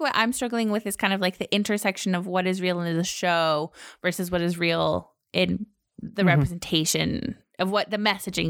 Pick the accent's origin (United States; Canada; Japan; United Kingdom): Canada; "Oh, I'm from Canada."